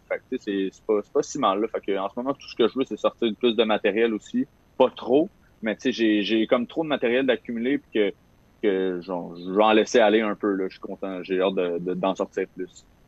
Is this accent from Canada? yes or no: yes; Saint-Ambroise-de-Kildare, Quebec, Canada; j'ai grandi à Saint-Ambroise de Kildare, plus précisément à côté de Joliette